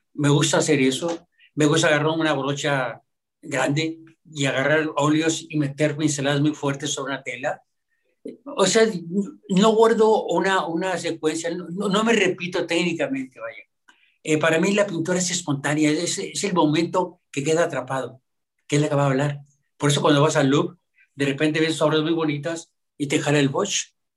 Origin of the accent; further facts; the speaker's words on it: Monterrey, Nuevo León, Mexico; Sí soy mexicano, mi padre era originario de Oaxaca y yo aquí nativo de Monterrey